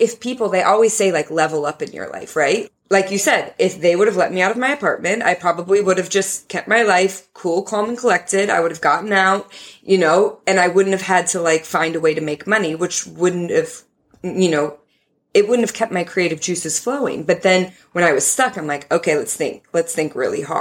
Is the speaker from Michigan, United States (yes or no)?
no; Minnesota, United States; I grew up in Minnesota.